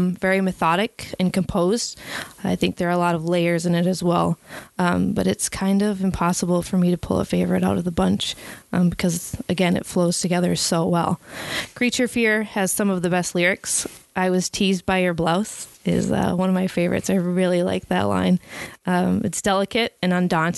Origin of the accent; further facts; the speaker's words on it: Wisconsin, United States; I'm from Wisconsin.